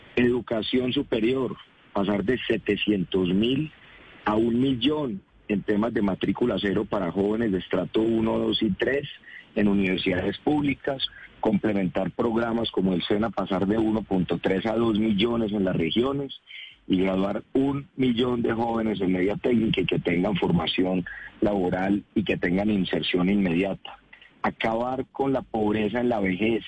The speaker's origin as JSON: {"language": "Spanish", "country": "Colombia", "said": "si nos unimos como colombianos"}